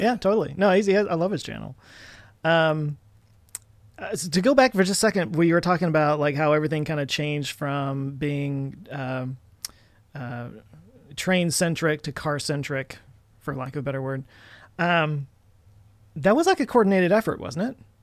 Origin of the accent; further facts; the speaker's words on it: Texas, United States; growing up in Texas, sadly living my whole life in Texas